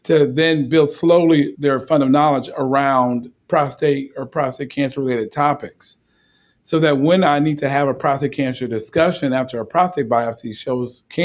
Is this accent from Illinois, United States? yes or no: yes; Chicago, Illinois, United States; I'm from the South Side of Chicago.